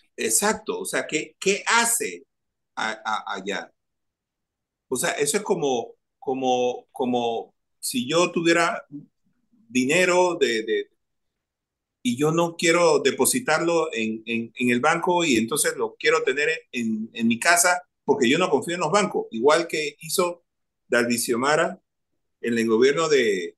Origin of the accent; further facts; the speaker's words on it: Panama; soy un ciudadano de este país